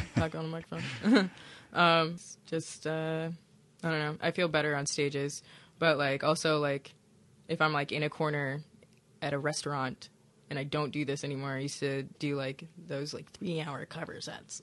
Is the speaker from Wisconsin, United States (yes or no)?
yes; Milwaukee, Wisconsin, United States; moved away; also born or lived in Hammond, Indiana; I magically appeared in Milwaukee, Wisconsin, and I entered the foster care system